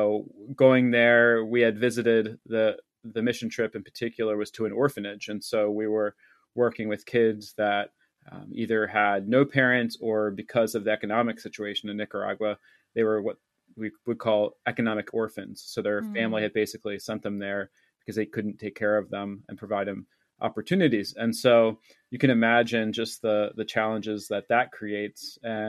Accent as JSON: {"language": "English", "region": "East Coast", "country": "United States", "tie": "born or raised there", "said": "And then when I eventually did move there, and certainly that was uncomfortable because I grew up on the East Coast of the United States."}